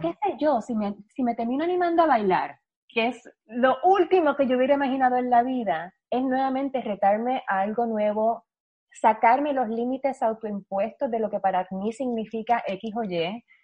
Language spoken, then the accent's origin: Spanish; Puerto Rico; yo soy la única boricua que no baila